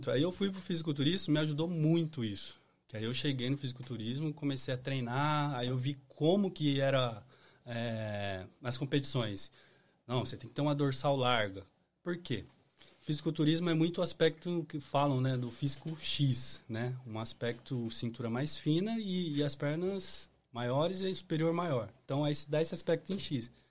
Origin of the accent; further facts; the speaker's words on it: São Paulo state interior, Brazil; moved away as an adult; now in United States; Sou de São Paulo